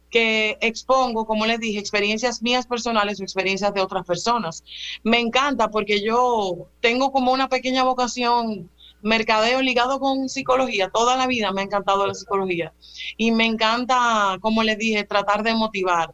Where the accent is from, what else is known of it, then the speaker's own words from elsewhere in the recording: Dominican Republic; como dominicanos